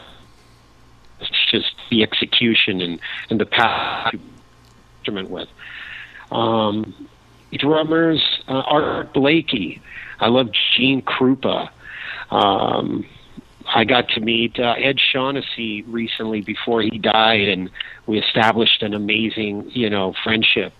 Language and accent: English; Cuba; I'm obviously from Cuba